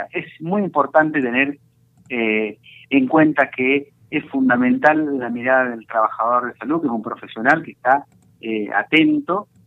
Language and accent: Spanish; Argentina; nosotros como argentinos tenemos que estar orgullosos de la cantidad de prevención que se hace a través de la vacuna